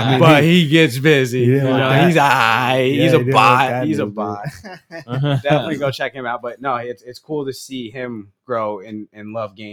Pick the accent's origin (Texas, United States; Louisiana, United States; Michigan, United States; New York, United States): New York, United States; I grew up in New York.